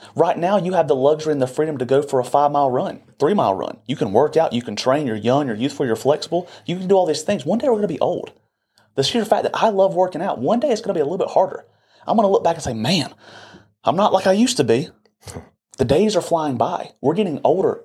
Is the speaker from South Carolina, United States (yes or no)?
yes; Boiling Springs, South Carolina, United States; I'm from Bowling Springs, South Carolina, and majority of the people in this little community stay within a twenty